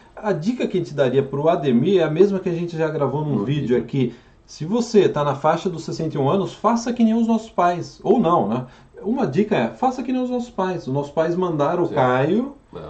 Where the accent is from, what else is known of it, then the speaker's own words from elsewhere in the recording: São João da Boa Vista, São Paulo, Brazil; moved away as an adult; now in Canada; eu nasci em São João of Good Site, conhecida também como São João da Boa Vista, interior de São Paulo.